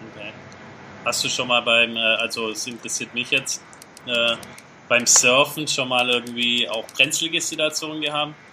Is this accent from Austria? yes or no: no; Germany; als, als Deutsche oder auch Europäer so, ja. so von klein auf so getrimmt sind